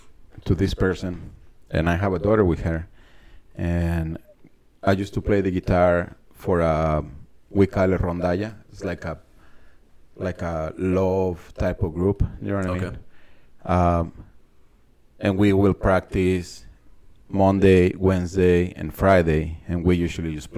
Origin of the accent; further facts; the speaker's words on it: San Luis Potosí, Mexico; English is a second language; moved away as an adult; now in United States; I was born in San Luis Potosí, Mexico